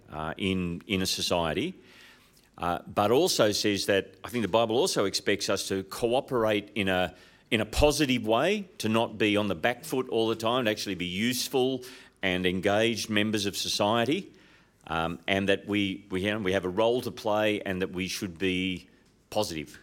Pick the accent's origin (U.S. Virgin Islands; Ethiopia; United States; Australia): Australia; Sydney, New South Wales; I'm from Sydney